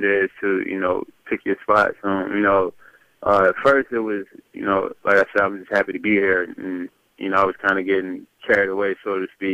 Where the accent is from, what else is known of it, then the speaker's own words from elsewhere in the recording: North Carolina, United States; I'm from North Carolina